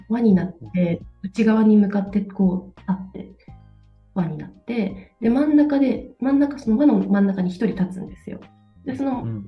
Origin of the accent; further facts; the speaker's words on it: Toyama, Japan; moved away as an adult; now in Denmark; 私は富山県で生まれまして富山県で生まれ育って大学は一旦県外に出てきたんですけどまた就職のために、富山に帰ってきて